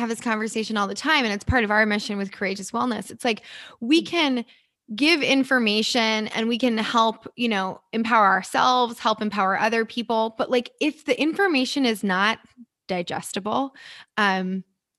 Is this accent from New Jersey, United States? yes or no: yes; New Jersey, United States; also born or lived in New York City; now in Los Angeles, United States; I'm originally from New York and grew up in New Jersey, New York City.